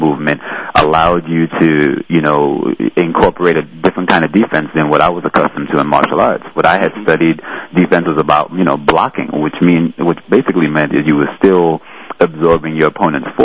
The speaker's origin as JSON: {"language": "English", "town": "New York City", "region": "New York", "country": "United States", "tie": "born or raised there", "said": "I was born and raised in New York City, so I grew up actually in Jamaica, Queens."}